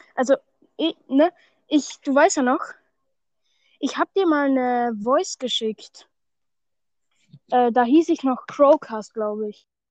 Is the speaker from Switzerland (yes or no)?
no; Austria; bei uns in Österreich